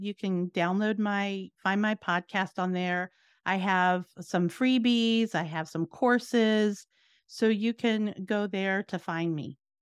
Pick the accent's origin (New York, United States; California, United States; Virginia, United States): Virginia, United States; moved away as an adult; also born or lived in New Jersey; now in Florida, United States; I grew up in Virginia and I moved around, went to college, different things like that, but then ended up in New Jersey.